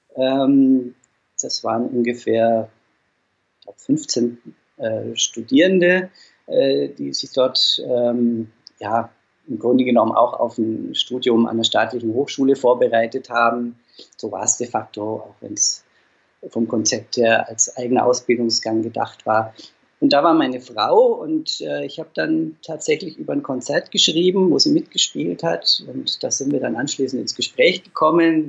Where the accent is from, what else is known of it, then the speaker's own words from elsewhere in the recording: Dinkelsbühl, Bavaria, Germany; now in Fulda, Germany; ich stamme aus Dinkelsbühl, das ist ein kleines Städtchen in Mittelfranken